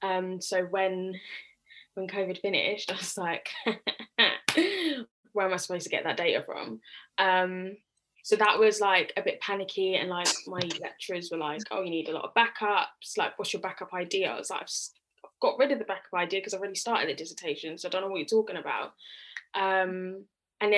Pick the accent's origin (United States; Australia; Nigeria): Nigeria; I'm a Nigerian girl, and you know, university is like a big deal.